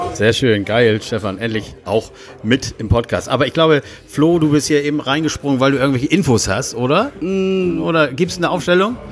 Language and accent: German; Hamburg, Germany; als Hamburger